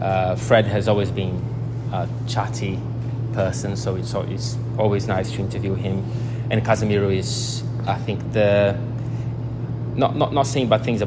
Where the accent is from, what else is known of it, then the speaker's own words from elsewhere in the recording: Rio de Janeiro, Brazil; moved away as an adult; now in Manchester, United Kingdom; I'm from Rio